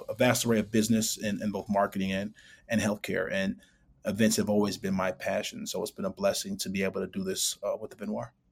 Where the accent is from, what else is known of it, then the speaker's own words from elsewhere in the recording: Chicago, Illinois, United States; actually born and raised in Chicago, grew up on the north side, uh, lived on the south side and west side as well.